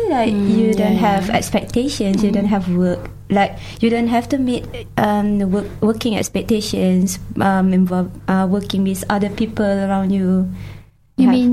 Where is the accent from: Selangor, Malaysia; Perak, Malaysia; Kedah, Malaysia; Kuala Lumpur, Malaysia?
Kedah, Malaysia; moved away as an adult; now in Dunedin, New Zealand; my hometown is uh, in Malaysia is at Kedah.